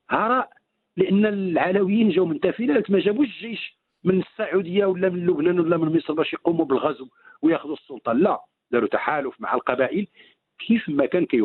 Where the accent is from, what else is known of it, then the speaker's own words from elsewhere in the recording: Morocco; ولكن المشكل اللي عندنا في المغرب ان يمازيغ نظرا لاحترامهم لانفسهم اولا ولاحترامهم للضيف